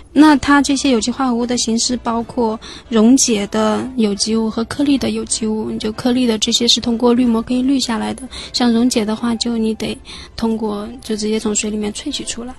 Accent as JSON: {"language": "Chinese", "region": "Anhui", "country": "China", "also_born_or_lived": "Shanghai", "moved": "as an adult", "said": "我是从安徽考过来的嘛"}